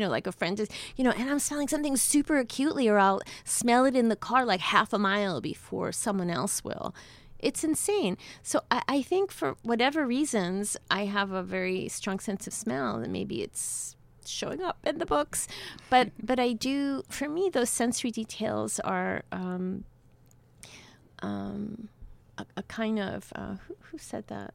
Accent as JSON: {"language": "English", "town": "New York City", "region": "New York", "country": "United States", "tie": "born or raised there", "also_born_or_lived": "Havana, Cuba", "said": "I grew up in New York City"}